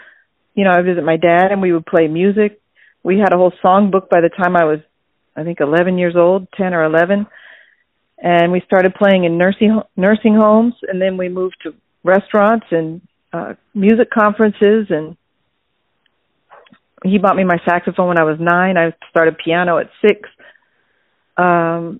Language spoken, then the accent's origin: English; Iowa, United States; I was born in Iowa